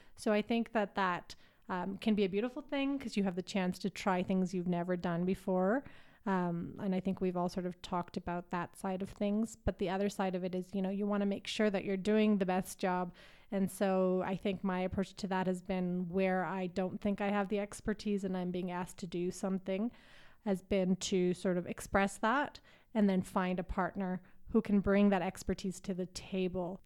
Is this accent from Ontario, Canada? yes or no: no; Calgary, Alberta, Canada; moved away as an adult; now in Nairobi, Kenya; I'm from Calgary